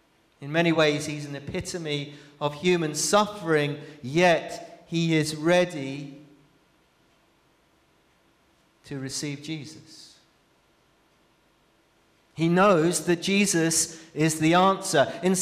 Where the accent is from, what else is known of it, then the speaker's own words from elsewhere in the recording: Brazil; But I remember growing up in Brazil, I remember my dad telling me stories of going into leper colonies.